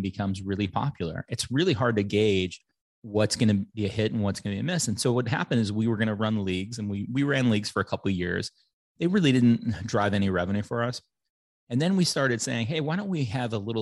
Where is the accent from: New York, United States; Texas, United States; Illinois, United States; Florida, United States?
Illinois, United States; Chicago; moved away as an adult; also born or lived in San Francisco Bay Area / Portland, Oregon; So I'm from Chicago originally, from a family of five. My mom was a teacher. We grew up in a very great middle-class neighborhood